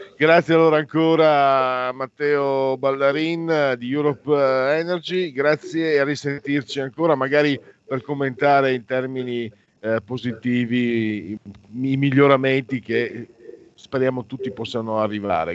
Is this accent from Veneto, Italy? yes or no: yes; Veneto, Italy; delle mie parti, Veneto